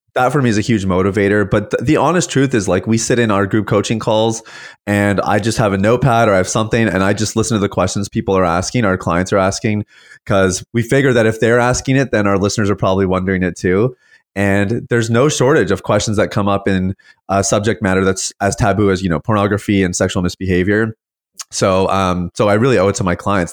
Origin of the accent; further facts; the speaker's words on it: Saskatchewan, Canada; now in St. Catharines, Canada; I was actually born and raised in the prairies.